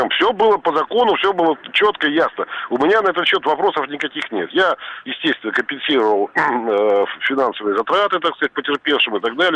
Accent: Moscow Oblast, Russia; Ну, я из Подмосковья.

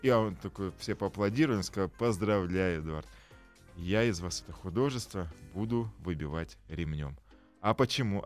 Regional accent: Tyrnyauz, Kabardino-Balkaria, Russia; moved away; also born or lived in Tbilisi, Georgia; Я города Тырнаус, Кабардино-Балкарии. Э, что в Кабардино-Балкарии. Я там родился, но каждое лето я был в, жил в, Тбили, в Тбилиси

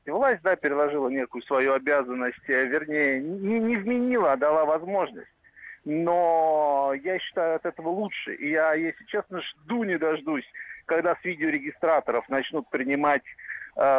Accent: Moscow, Russia; мне приятно. 57 лет, я из Москвы.

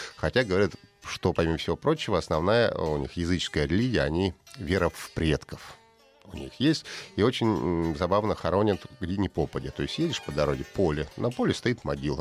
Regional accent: Russia; я из России

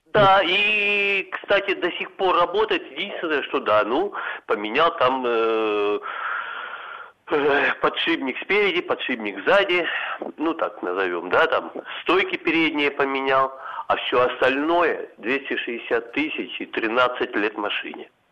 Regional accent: Krasnodar, Krasnodar Krai, Russia; я там из Краснодара

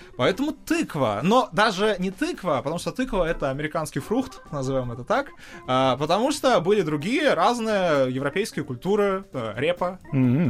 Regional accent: Zhukovsky, Moscow Oblast, Russia; Это подмосковная школа э, из города Жуковский

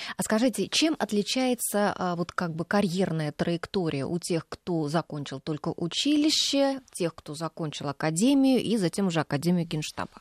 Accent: Voronezh, Voronezh Oblast, Russia; moved away; Я вот сама выросла рядом с военным училищем. Я родилась в Воронеже

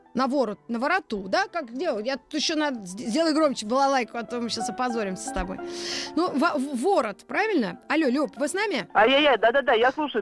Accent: Moscow, Russia; Из Москвы

